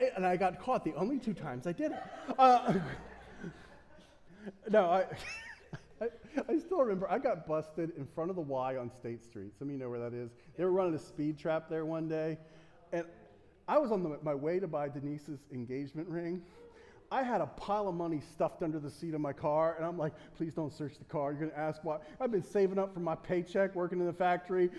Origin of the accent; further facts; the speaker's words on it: United States; I'm an American